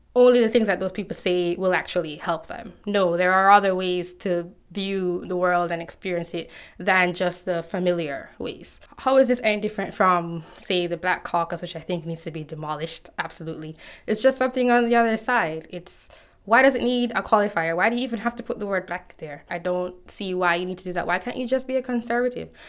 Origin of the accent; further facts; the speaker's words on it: Jamaica; One of the books we had to read in high school growing up in Jamaica